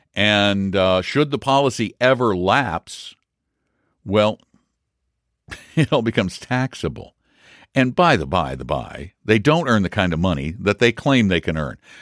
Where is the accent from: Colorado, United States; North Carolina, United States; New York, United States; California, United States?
Colorado, United States; Colorado Springs; moved away as an adult; Colorado Springs. Not the place where I was born, but I call it my hometown because I grew up there from junior high through high school through much of my adult life